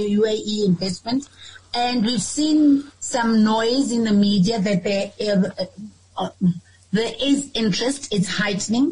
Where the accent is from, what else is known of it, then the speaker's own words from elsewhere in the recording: Cape Town, Western Cape, South Africa; I was born in the Cape.